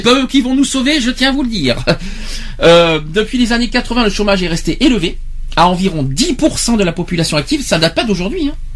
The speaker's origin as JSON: {"language": "French", "region": "Nouvelle-Aquitaine", "country": "France", "said": "chez nous en Aquitaine"}